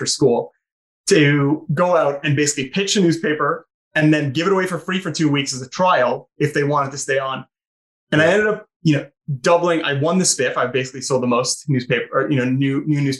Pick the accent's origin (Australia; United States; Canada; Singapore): Canada; St. Catharines, Ontario; moved away; I'm from St. Catharines.